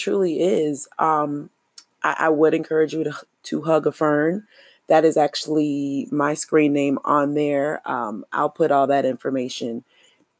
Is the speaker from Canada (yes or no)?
no; United States; I am an American Black or an African American